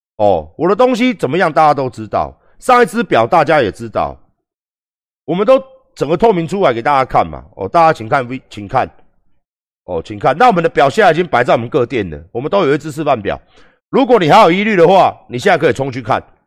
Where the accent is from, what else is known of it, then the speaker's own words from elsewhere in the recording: Taiwan; 完完全全都是我们台湾人设计的